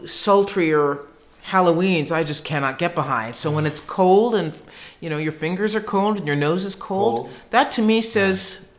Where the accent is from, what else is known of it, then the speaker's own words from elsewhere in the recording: Columbus, Ohio, United States; when I was growing up in Columbus, Ohio